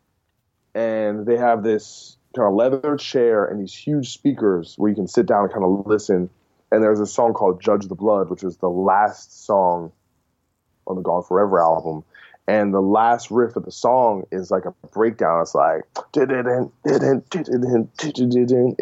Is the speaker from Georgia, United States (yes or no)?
no; New Jersey, United States; I'm from Jersey, where E-Town's from